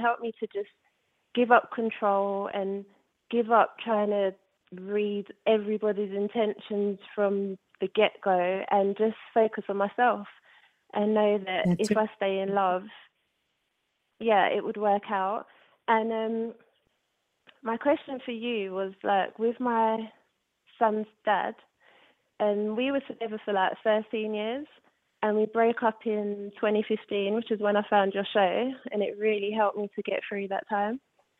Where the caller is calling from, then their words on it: London, United Kingdom; I'm calling from London.